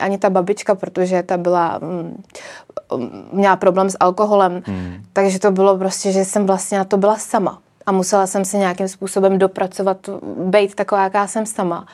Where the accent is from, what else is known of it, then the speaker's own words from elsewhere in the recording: Czechia; já si přijdu spíš víc jako Češka